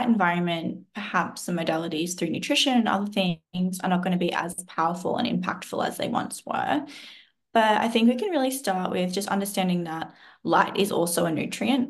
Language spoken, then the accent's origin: English; Southeast Queensland, Australia; I grew up in Southeast Queensland in Australia on a cattle farm.